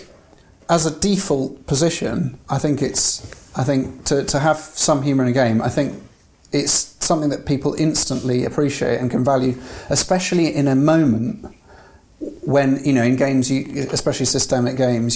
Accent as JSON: {"language": "English", "region": "England", "country": "United Kingdom", "said": "I'm English"}